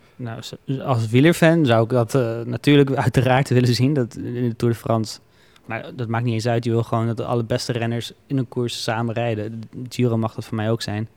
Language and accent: Dutch; Netherlands